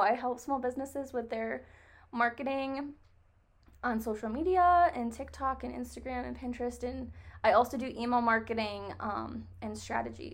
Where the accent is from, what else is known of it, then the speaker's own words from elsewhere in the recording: New York, United States; moved away as an adult; also born or lived in Nevada; I am actually from New York. And I moved to Nevada to go to school out there